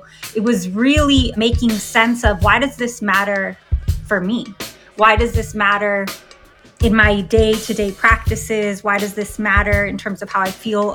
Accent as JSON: {"language": "English", "town": "San Diego", "region": "California", "country": "United States", "tie": "born or raised there", "said": "I grew up on the San Diego-Tijuana border"}